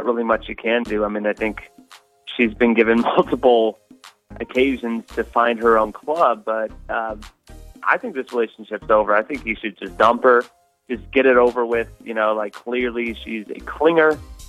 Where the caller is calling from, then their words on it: Shreveport, Louisiana, United States; Hey, this is …. I'm from Shreveport.